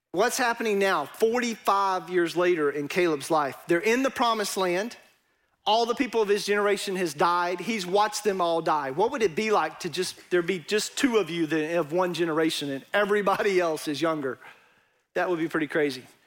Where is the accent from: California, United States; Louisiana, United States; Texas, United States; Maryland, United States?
Texas, United States; East; accent: East Texas; my East Texas accent